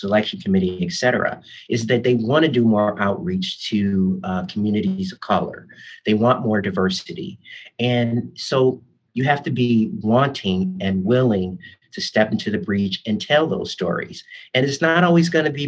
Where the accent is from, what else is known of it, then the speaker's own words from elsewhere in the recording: Chicago, Illinois, United States; moved away as an adult; also born or lived in Springfield, Illinois; now in Louisville, United States; I remember a lot about growing up in Chicago